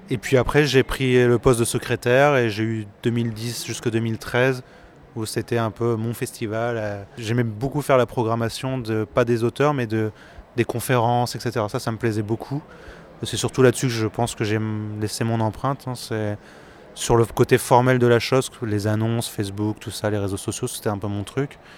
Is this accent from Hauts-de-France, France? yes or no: yes; Saint-Quentin, Hauts-de-France, France; Quand j'étais petit, j'ai grandi à Saint-Quentin en Picardie, il n'y avait qu'un seul festival BD auquel j'allais tout le temps